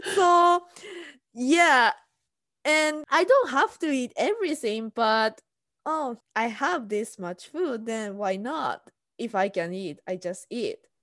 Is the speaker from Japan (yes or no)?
yes; Tokyo, Japan; English is a second language; moved away as an adult; now in United States; I'm from Tokyo